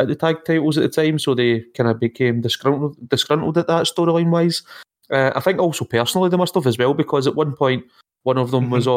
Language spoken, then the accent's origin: English; Scotland, United Kingdom; We're Scottish.